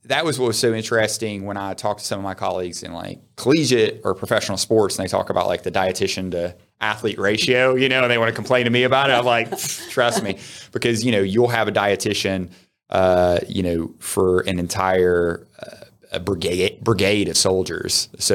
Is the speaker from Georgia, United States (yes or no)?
yes; Georgia, United States; Yes, I grew up in North Georgia, and I went to the University of Georgia